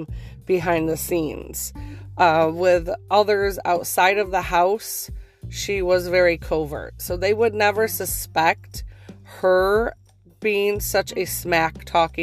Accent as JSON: {"language": "English", "region": "Northeast", "country": "United States", "said": "I'm from the Northeast when I say pop"}